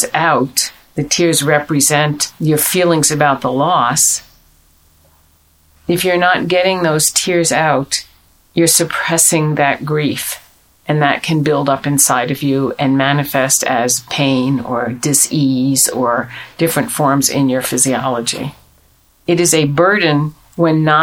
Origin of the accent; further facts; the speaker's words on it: United States; we're American